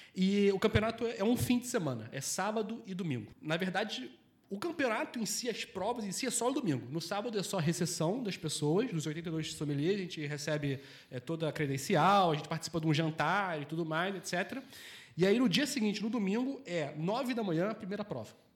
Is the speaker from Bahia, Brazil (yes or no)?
no; Rio de Janeiro, Brazil; moved away as an adult; also born or lived in Portugal; now in Porto, Portugal; eu sou do Rio de Janeiro. Eu tenho 33 anos, vivi 30 anos no Rio de Janeiro, tenho 3 anos e pouco aqui de Portugal